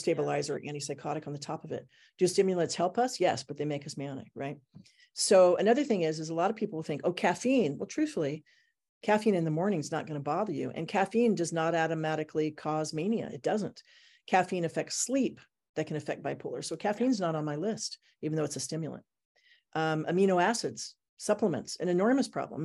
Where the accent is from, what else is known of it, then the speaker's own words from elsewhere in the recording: Portland, Oregon, United States; also born or lived in Japan / Thailand; I'm from Portland, Oregon